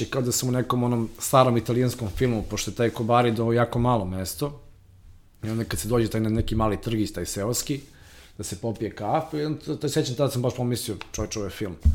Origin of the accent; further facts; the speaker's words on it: Belgrade, Serbia; moved away as an adult; ja sam iz, iz Beograda